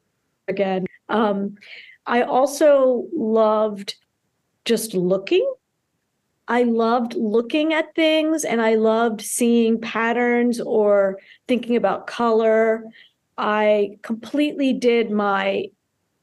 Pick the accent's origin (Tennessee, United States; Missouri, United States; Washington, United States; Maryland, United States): Maryland, United States; Towson; also born or lived in Karachi, Pakistan / Baltimore; then eventually moved out to Towson, where I grew up in Campus Hills behind Goucher College.